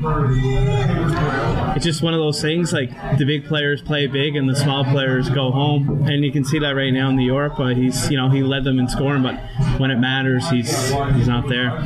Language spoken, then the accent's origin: English; Waterford, Ontario, Canada; growing up in Waterford